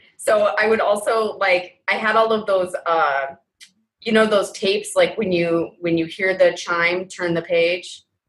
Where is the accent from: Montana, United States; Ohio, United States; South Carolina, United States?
Montana, United States; I am from Montana.